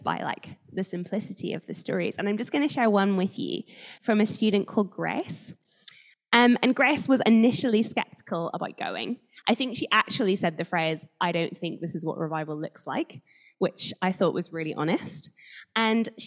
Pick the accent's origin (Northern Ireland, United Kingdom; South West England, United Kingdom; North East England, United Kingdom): Northern Ireland, United Kingdom; moved away as an adult; now in Guildford, United Kingdom; I grew up in Northern Ireland, where there are slightly higher number of Christians than most places.